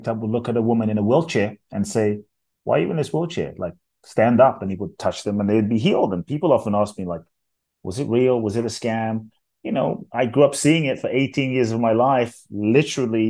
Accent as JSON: {"language": "English", "region": "London", "country": "United Kingdom", "tie": "born or raised there", "also_born_or_lived": "Ghana / Mexico", "moved": "yes", "lives_now": "United States"}